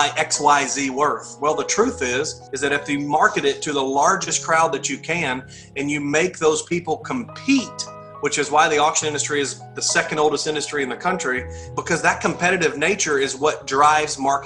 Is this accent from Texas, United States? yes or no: yes; Texas, United States; born or raised there